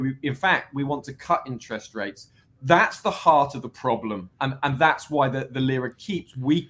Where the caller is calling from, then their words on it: Wolverhampton, West Midlands, United Kingdom; From the United Kingdom. Just outside Wolverhampton, Birmingham, the second city here in the UK.